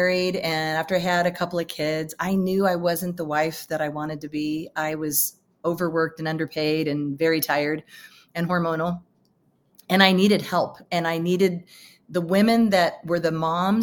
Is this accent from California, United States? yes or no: yes; San Francisco Bay Area, California, United States; I grew up in the San Francisco Bay Area